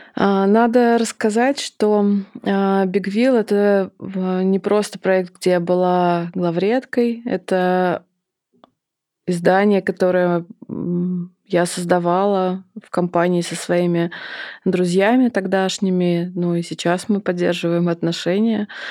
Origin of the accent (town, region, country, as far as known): Samara, Samara Oblast, Russia; moved away as an adult; now in Moscow, Russia